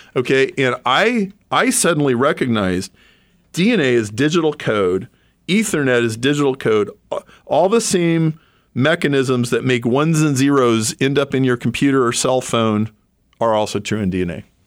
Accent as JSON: {"language": "English", "town": "Lincoln", "region": "Nebraska", "country": "United States", "tie": "born or raised there", "moved": "yes", "lives_now": "Chicago, United States", "said": "I grew up in Lincoln, Nebraska, and married my high school sweetheart"}